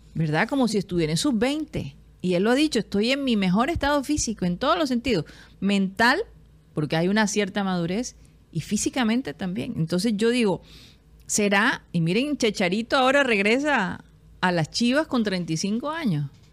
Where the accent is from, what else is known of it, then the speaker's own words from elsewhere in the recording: Barranquilla, Atlántico, Colombia; moved away; also born or lived in United States; Yo, yo en mi vida en Barranquilla, viviendo acá, sentí uno de niña